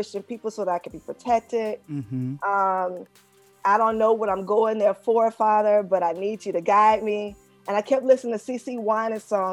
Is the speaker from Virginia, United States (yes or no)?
no; Poplar Grove, Arkansas, United States; I'm from Poplar Grove, Arkansas, which is in the rural area of Phillips County, Arkansas, which is one of the poorest regions in Arkansas right now. And I grew up in that region.